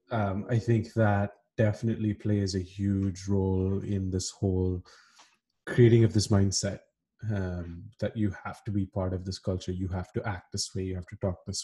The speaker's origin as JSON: {"language": "English", "country": "Kuwait", "tie": "born or raised there", "said": "i can recall to you know incidents back home and when we were growing up in Kuwait, where you know there were cliques, right?"}